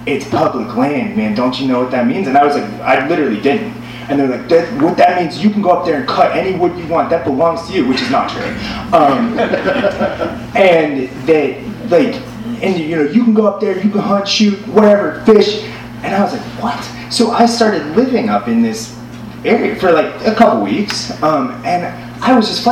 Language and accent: English; the East, East Coast, United States; moved away as an adult; now in Los Angeles, United States; I grew up in the East